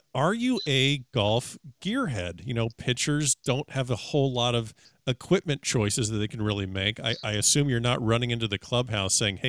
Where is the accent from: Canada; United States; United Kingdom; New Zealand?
United States; South Florida; I grew up here in South Florida